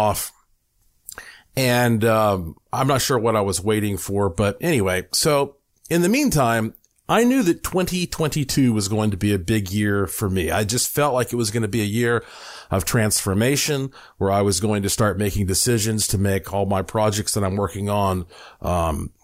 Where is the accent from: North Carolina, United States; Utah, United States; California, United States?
North Carolina, United States; Asheville; moved away as an adult; also born or lived in Puerto Rico; now in Las Vegas, United States; I was born in Asheville, North Carolina, heart of the Blue Ridge Mountains, and I lived there the first 35 years of my life.